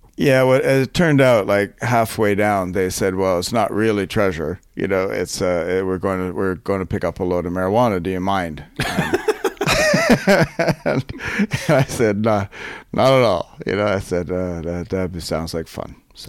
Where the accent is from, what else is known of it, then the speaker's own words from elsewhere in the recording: Canada; I'm not American, by the way, I'm Canadian